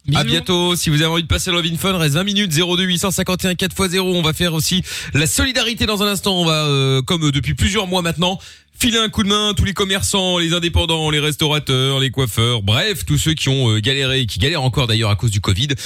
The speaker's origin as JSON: {"language": "French", "country": "Portugal", "said": "je suis portugais"}